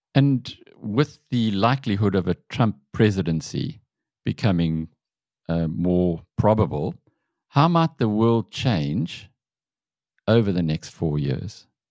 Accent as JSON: {"language": "English", "country": "South Africa"}